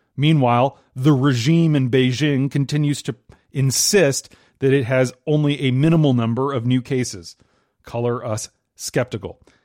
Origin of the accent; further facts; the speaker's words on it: Minnesota, United States; moved away; my home state of Minnesota